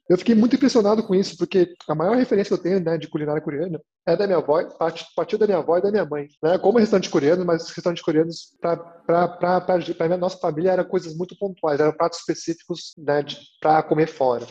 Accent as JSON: {"language": "Portuguese", "country": "Brazil", "also_born_or_lived": "New York, United States", "said": "E eu sendo coreano brasileiro"}